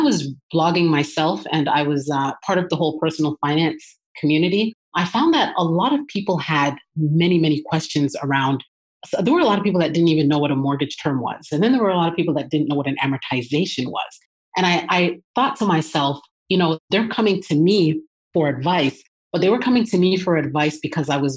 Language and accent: English; Toronto, Ontario, Canada; moved away as an adult; now in Atlanta, United States; I'm originally from Toronto, Canada